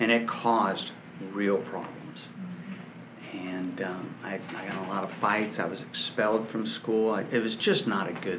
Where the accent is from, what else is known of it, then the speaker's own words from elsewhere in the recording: Dallas, Texas, United States; I was raised in Dallas, Texas